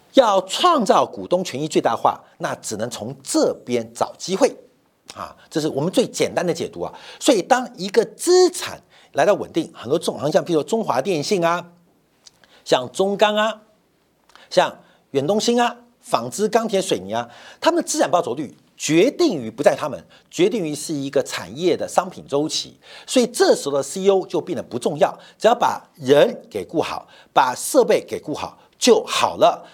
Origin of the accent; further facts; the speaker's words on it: Taiwan; also born or lived in Guangzhou, China; 我是台湾来的